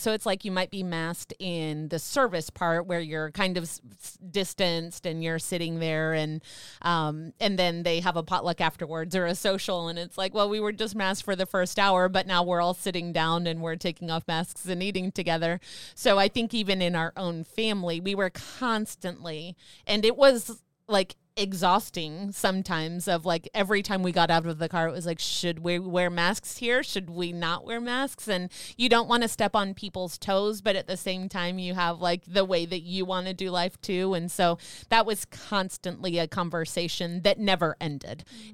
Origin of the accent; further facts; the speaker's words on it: United States; moved away as an adult; also born or lived in Mesoamerica; We came from the United States